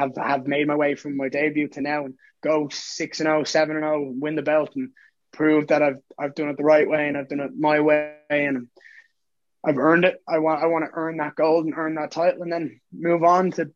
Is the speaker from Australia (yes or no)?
no; Dublin, Leinster, Ireland; born or raised there